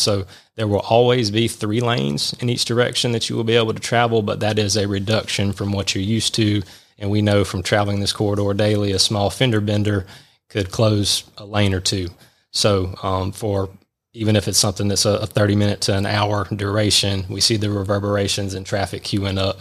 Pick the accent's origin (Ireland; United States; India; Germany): United States; Milledgeville, Georgia; moved away as an adult; now in Atlanta, United States; Georgia College and State University in Milledgeville, which is also my hometown, so about two hours south of here, growing up in middle Georgia